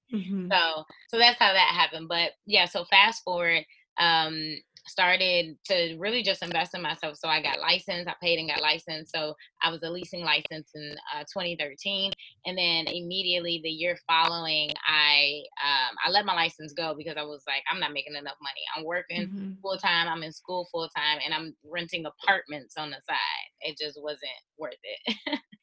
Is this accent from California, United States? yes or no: no; Chicago, Illinois, United States; I'm from Chicago, the south side of Chicago, born and raised